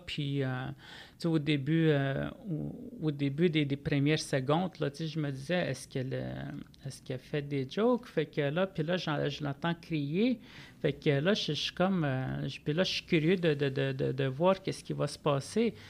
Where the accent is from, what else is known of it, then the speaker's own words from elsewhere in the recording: Manawan, Quebec, Canada; je viens de Manouane, qui est au nord de Saint-Michel-des-Saints